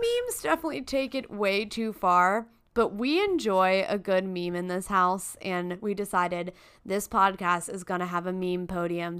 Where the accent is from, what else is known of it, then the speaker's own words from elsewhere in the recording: United States; we're American